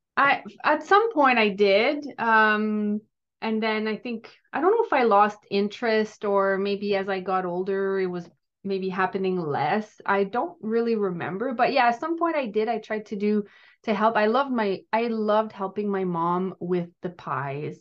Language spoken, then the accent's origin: English; Gatineau, Quebec, Canada; now in Ottawa, Canada; I grew up in Gatineau, um, in, which is in Quebec, so I'm French Canadian